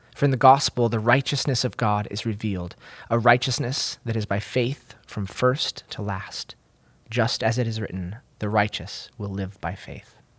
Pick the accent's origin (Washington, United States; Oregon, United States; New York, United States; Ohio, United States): Oregon, United States; moved away; I'm from Oregon State originally